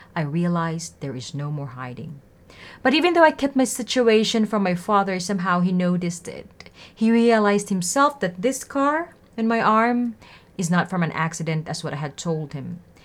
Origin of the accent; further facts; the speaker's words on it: Philippines; I'm from Philippines